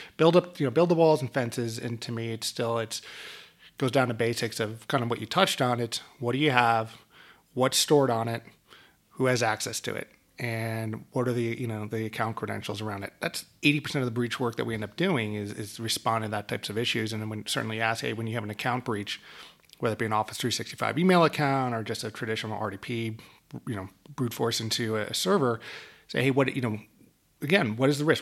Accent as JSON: {"language": "English", "region": "New York area", "country": "United States", "tie": "born or raised there", "moved": "yes", "said": "my old hometown of, of New York area"}